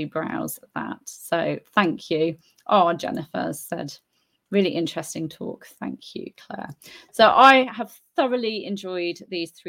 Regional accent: United Kingdom; now in Spain; I'm British, but I live in Spain, so I've embraced Spain as my country too

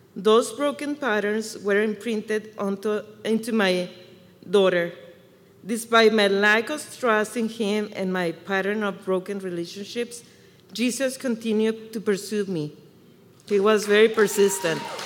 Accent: Chihuahua, Mexico; English is a second language; now in Michigan, United States; I was born and raised in Chihuahua, Mexico, so you can hear the accent.

